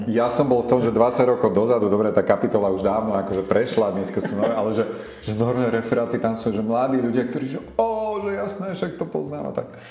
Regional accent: Martin, Žilina Region, Slovakia; moved away as an adult; now in Bratislava, Slovakia; No ja pochádzam z Martina, kde som strávil vlastne celú svoju mladosť.

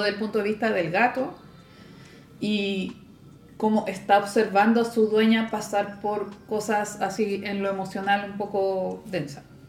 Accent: Valparaíso, Chile; Y yo soy de acá de Valpo

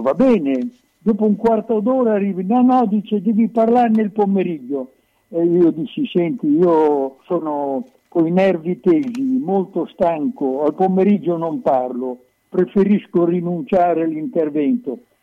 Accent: Bologna, Emilia-Romagna, Italy; da emiliano, da bolognese

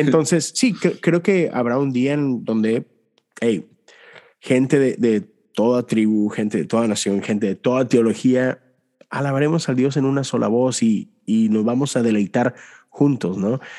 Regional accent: Mexico; crecí en México

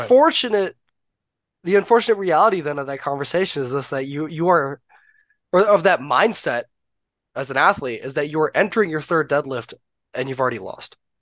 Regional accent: Canada; I'm obviously Canadian

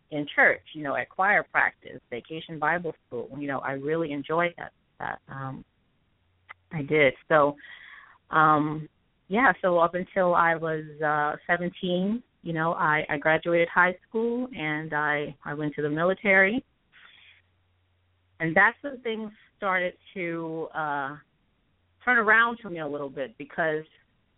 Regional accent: Houma, Louisiana, United States; I'm from Houma, which is south of New Orleans in Terrebonne Parish. Grew up there with my family

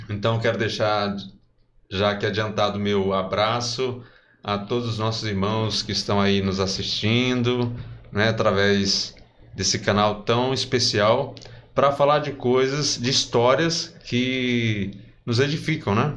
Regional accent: Parnaíba, Piauí, Brazil; minha infância aqui em Parnaíba

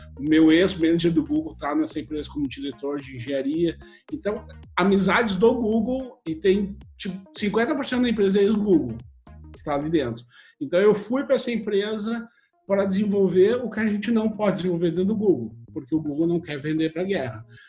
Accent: Brazil; moved away as an adult; also born or lived in Porto Alegre / United States / Czech Republic; now in Estonia; Eu fui criado no Brasil

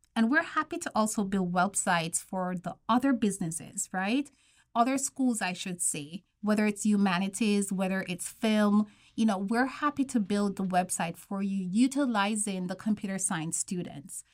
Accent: Jamaica; moved away; I'm from Jamaica.

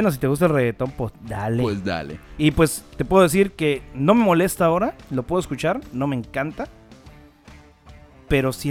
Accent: Mérida, Yucatán, Mexico; Claro, la gente que nos escucha en el interior del país, nosotros somos de Mérida, Yucatán

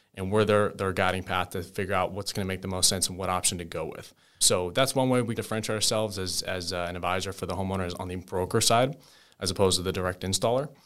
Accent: New Jersey, United States; moved away as an adult; now in Tampa, United States; I'm from New Jersey originally

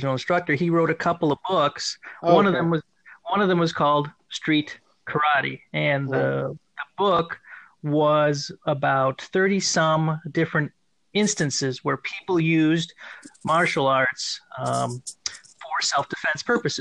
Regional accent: northern Illinois, United States; moved away; also born or lived in Lake Forest, Illinois / Japan / Arizona / Spokane, Washington; So I am from Illinois. We moved around a lot through the Illinois area. I was actually technically born in Lake Forest, but we've lived in kind of like northern Illinois

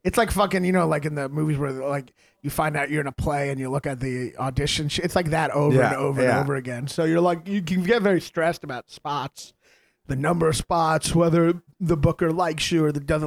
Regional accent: Kentucky, United States; moved away as an adult; now in New York, United States; I'm from Kentucky

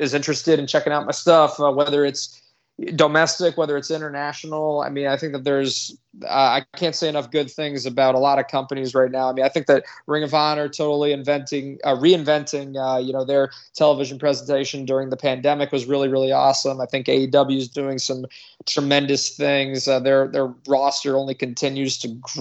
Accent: Connecticut, United States; I'm from Connecticut. I'm a native.

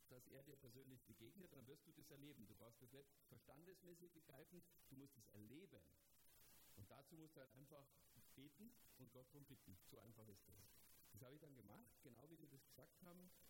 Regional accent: Germany; bei uns in Deutschland

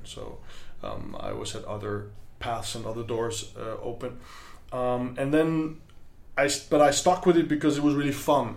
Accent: Vienna, Austria; from Austria, from Vienna, and I'm a clarinet player

